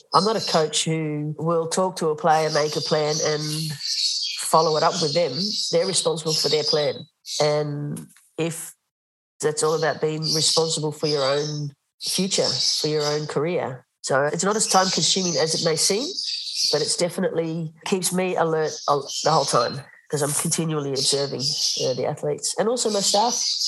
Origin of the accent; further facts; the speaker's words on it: Australia; moved away as an adult; now in Netherlands; When I moved to Holland, I was coaching as an Australian